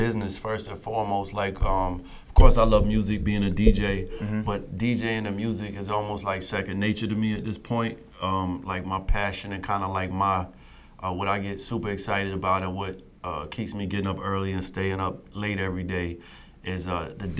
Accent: Cross, South Carolina, United States; also born or lived in Charleston, South Carolina / Holly Hill, South Carolina / Florence, South Carolina; So really born in Cross, spent most of my, younger years in Cross, Utahville, Holly Hill. Then I moved to Florence where my mom and pop separated. Went to high school in Florence, graduated high school in Florence.

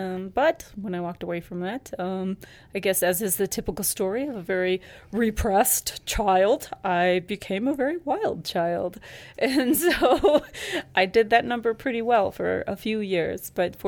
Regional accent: Ecuador; moved away; Yes, I grew up in Ecuador.

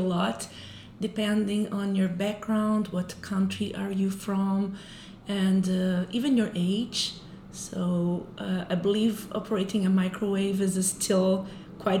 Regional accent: Brazil; moved away; I'm from Brazil

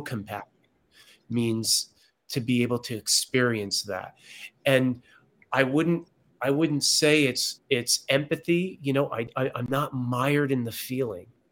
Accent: Connecticut, United States; moved away as an adult; also born or lived in San Diego, California; I was born and raised here in Connecticut, came back this summer

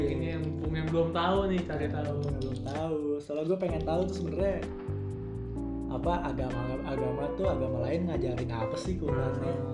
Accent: Kampung Glam, Singapore; gue di Kampung Glam di Bugis Kampung Glam tadi gue soalnya kampung gue nih kalau malam tuh hmm. tuh ada yang ini rat apa kayak jadi kayak pasar malam gitu sih

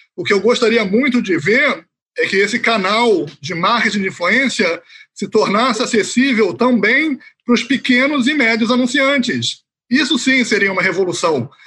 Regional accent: Rio de Janeiro, Brazil; moved away as an adult; also born or lived in Haifa area, Israel; now in Israel; Eu originalmente sou do Rio de Janeiro, sou carioca

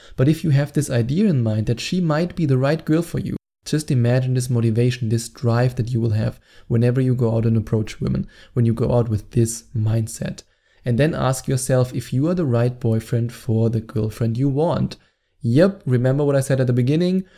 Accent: Germany; accent: German; English is a second language; my annoying German accent

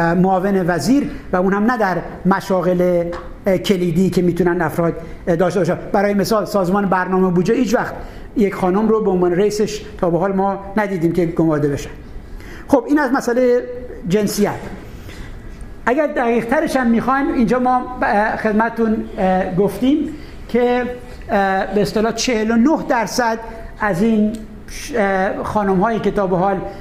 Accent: Khuzestan, Iran; من خوزستانی هستم

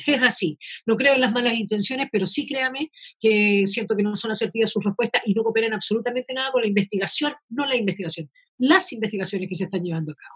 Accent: Chile; somos varios los chilenos

